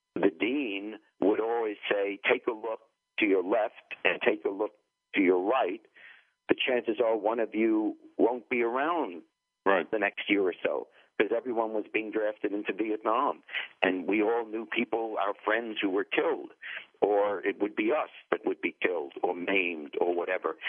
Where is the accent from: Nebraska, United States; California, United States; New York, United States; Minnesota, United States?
New York, United States; also born or lived in England; I grew up in New York